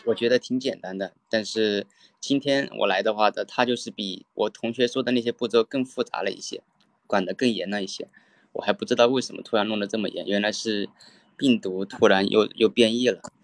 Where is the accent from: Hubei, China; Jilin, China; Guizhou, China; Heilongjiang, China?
Guizhou, China; Guiyang; moved away as an adult; also born or lived in Canada; 我对是贵州贵阳的